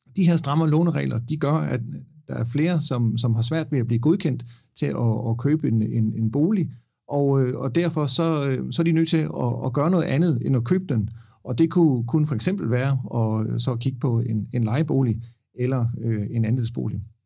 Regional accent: Haderslev, Southern Denmark, Denmark; Haderslev, hvor jeg er fra

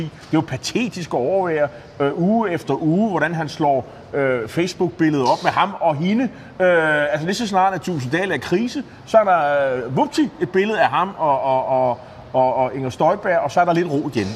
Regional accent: Nexø, Capital Region of Denmark, Denmark; en, der kommer fra Næksø, det er min hjemby på Bornholm

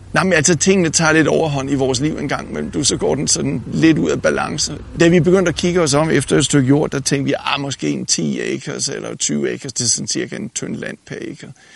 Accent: Denmark; moved away as an adult; now in United States; født og opvokset i Danmark, uddannet i Danmark

